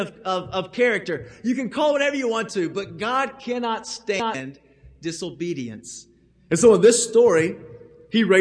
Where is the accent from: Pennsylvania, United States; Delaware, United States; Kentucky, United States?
Kentucky, United States; Owenton; I'm from Owenton, Kentucky, and there's not a whole lot in Owenton, Kentucky